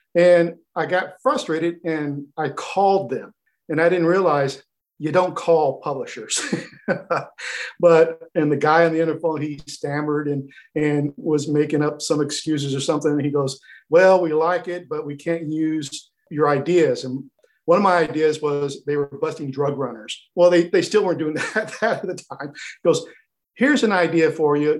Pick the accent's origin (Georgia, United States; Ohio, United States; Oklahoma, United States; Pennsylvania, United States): Oklahoma, United States; my home state of Oklahoma